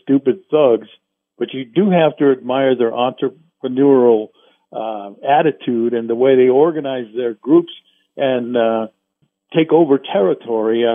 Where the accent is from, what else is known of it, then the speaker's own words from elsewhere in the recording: Compton, California, United States; moved away as an adult; now in Arizona, United States; I grew up in Willowbrook area of Compton